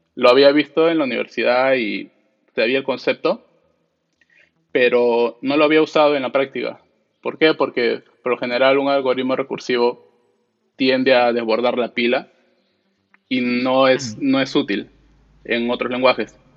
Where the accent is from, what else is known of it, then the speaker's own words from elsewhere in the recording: Lima, Peru; soy peruano, de, Lima, Perú